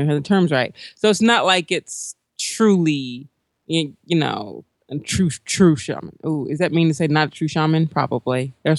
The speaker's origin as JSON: {"language": "English", "region": "the South", "country": "United States", "said": "I am from the South. I just tend to drop my consonants."}